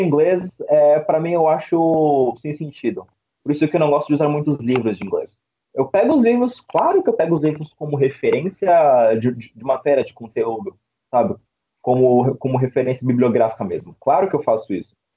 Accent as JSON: {"language": "Portuguese", "region": "São Paulo", "country": "Brazil", "said": "sou de Sampa"}